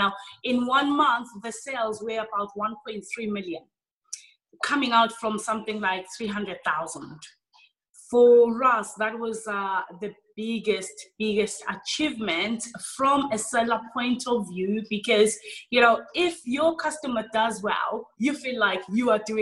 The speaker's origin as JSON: {"language": "English", "country": "South Africa", "moved": "yes", "said": "I'm originally from South Africa"}